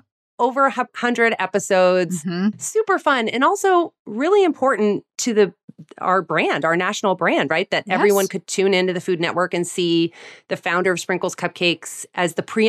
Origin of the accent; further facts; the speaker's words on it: New York City, New York, United States; You know, as a New Yorker, Allie, like LA pizza was like a laughingstock.